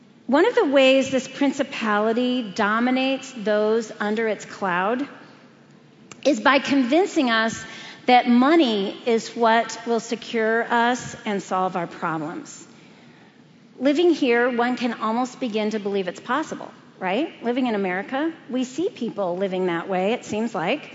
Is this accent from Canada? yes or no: no; Brazil; moved away; Growing up in Brazil, I was aware of the principalities of darkness that contend for that country.